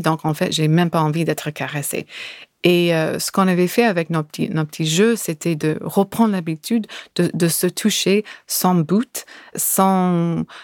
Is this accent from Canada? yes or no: no; California, United States; French is a second language; now in France; je suis de Californie